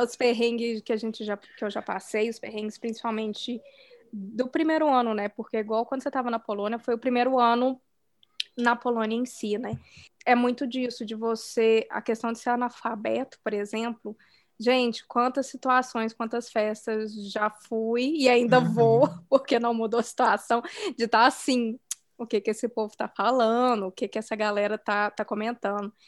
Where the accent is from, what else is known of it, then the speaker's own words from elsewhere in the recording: Brazil; moved away; no meu país de origem, no Brasil